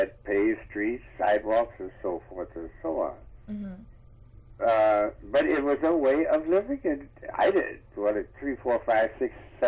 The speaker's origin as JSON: {"language": "English", "town": "Detroit", "region": "Michigan", "country": "United States", "tie": "born or raised there", "moved": "yes", "said": "I'm a Detroiter from Detroit, Michigan"}